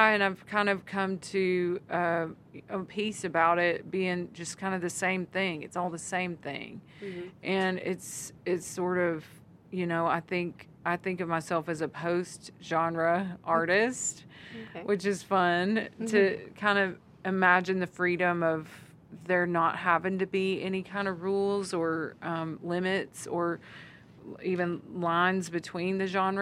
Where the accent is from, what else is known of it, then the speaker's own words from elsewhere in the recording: Southern, United States; accent: Southern; also born or lived in Austin, Texas / Arkansas; now in Northwest Arkansas, United States; my Southern accent